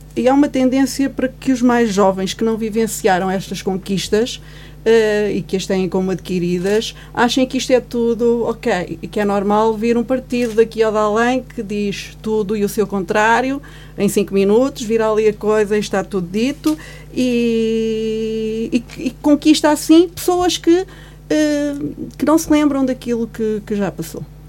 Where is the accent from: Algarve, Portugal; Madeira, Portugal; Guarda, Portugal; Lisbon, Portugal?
Guarda, Portugal; also born or lived in Angola; Eu nasci em 68 e nasci em Angola. Portanto, eu sou filha do 25 de Abril. Parida no 25 de Abril. Ou seja, foi o 25 de Abril que me fez vir para a Guarda